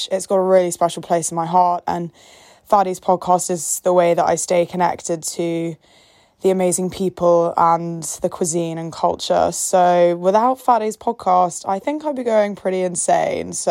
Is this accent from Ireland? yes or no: no; the Cotswolds, South West England, United Kingdom; also born or lived in Palestine; I am from the Cotswolds in the UK